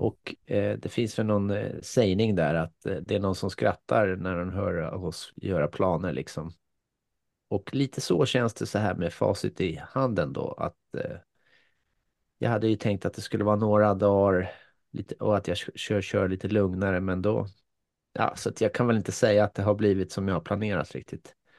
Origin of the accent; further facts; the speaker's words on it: Finland; now in Sweden; ja, jag är född i Finland, eh, ja. men jag är svensk medborgare sedan 45 år.